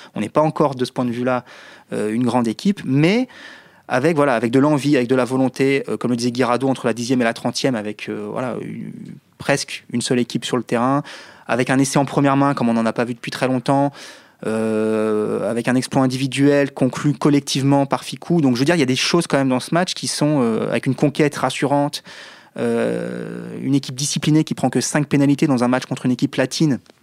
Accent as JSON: {"language": "French", "country": "France", "said": "chez nous en France"}